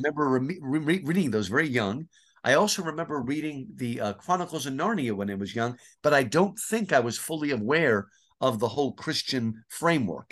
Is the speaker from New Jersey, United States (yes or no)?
yes; New Jersey, United States; New Jersey is where I grew up